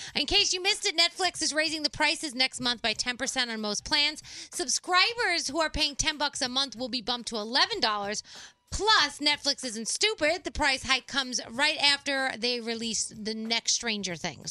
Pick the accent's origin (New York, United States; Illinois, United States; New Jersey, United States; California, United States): New York, United States; New York City; I come from the Bronx